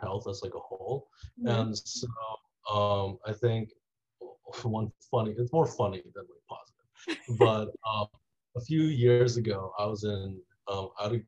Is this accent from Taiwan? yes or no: yes; Taiwan; I grew up in Taiwan